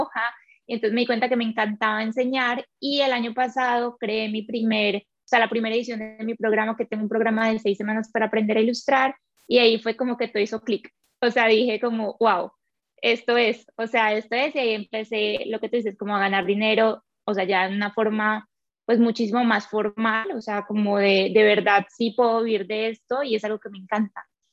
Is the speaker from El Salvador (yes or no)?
no; Colombia; moved away as an adult; also born or lived in Quito, Ecuador; yo soy colombiana, pero trabajaba en Ecuador